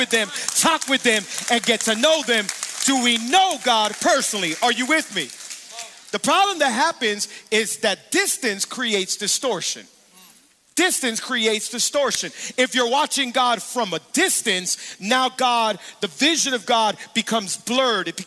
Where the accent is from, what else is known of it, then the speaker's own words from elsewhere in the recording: Miami, Florida, United States; I'm born and raised in Miami. I've been here my whole life